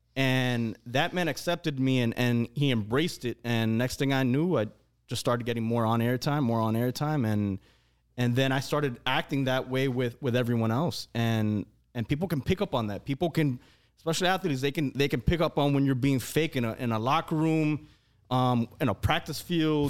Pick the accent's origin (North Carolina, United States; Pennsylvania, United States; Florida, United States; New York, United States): Florida, United States; Hialeah; we all come from the same place.